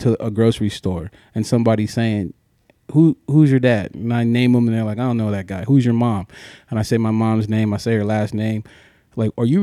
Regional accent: Ridgecrest, California, United States; I'm from Ridgecrest, California.

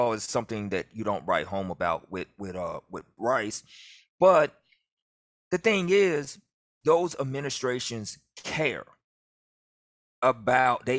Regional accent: Memphis, Tennessee, United States; now in New Orleans, United States; I'm from Memphis, and I somehow work at do radio at Tulane

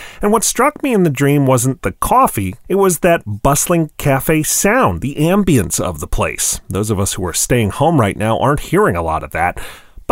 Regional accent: Wisconsin, United States; my home state of Wisconsin

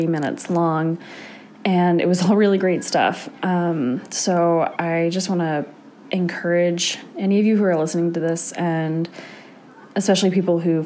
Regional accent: Central California, United States; I grew up in Central California, Northern California, technically, just right in the middle of the state

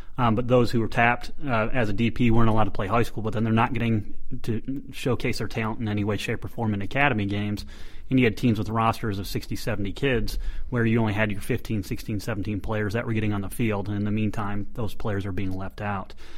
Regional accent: United States; as an American

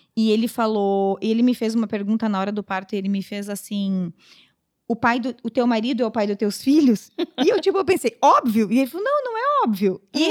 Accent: Pará, Brazil; moved away; also born or lived in southern Brazil; nós somos do Pará

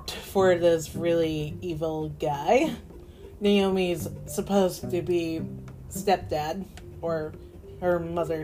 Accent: Boston, Massachusetts, United States; I was born in Boston

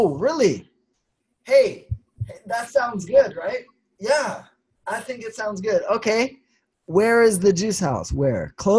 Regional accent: Sweden; Ah, I'm from Sweden.

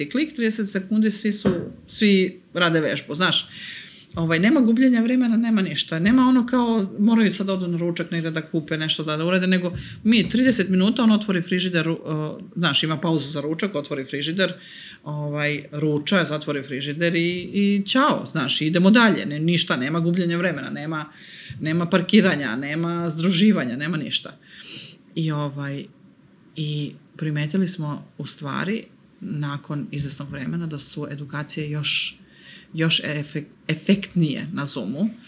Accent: Serbia; ovde kod nas u Srbiji

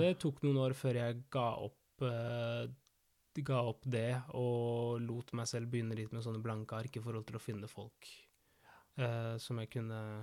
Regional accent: Argentina; now in Norway; fetteren min i Argentina, der jeg er fra

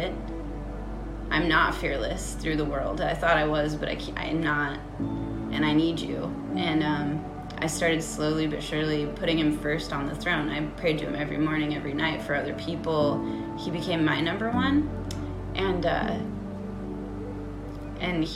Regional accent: Cashmere, Washington, United States; I grew up in Kashmir, Washington, beautiful small town

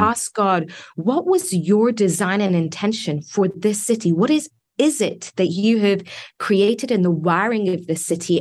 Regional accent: England, United Kingdom; moved away as an adult; also born or lived in Iran; now in United States; I was born in Iran, grew up in England

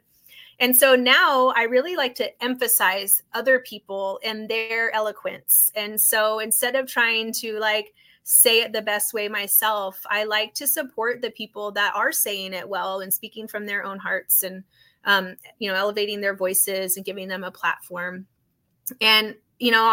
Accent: North Idaho, United States; moved away as an adult; also born or lived in Los Angeles, United States; now in Boise, United States; as a kid growing up in Idaho

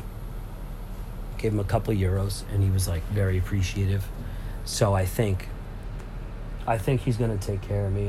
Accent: Lynn, Massachusetts, United States; I am from Lynn

